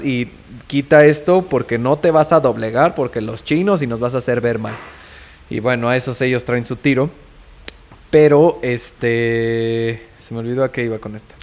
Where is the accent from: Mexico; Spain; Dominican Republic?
Mexico; yo como mexicano